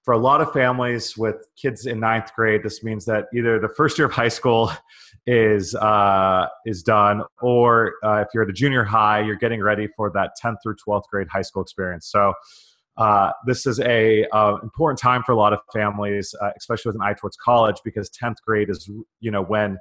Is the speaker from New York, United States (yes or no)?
no; California, United States; I grew up in California.